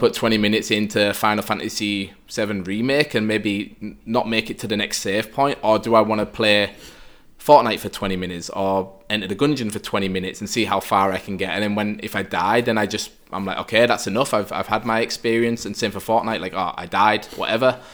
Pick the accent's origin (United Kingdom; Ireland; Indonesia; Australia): United Kingdom; now in Vienna, Austria; I'm obviously a British guy